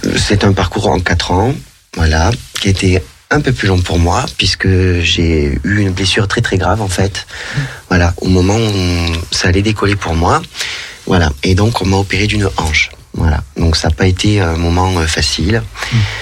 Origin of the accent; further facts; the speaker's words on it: Narbonne, Occitania, France; accent: southern (accent du Sud); also born or lived in Montpellier; now in Lyon, France; je suis natif de Narbonne, dans le sud de la France.